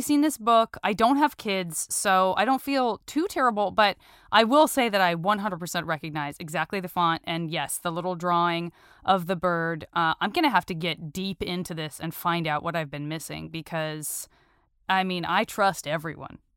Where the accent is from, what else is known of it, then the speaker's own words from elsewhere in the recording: Arizona, United States; moved away as an adult; I'm from Arizona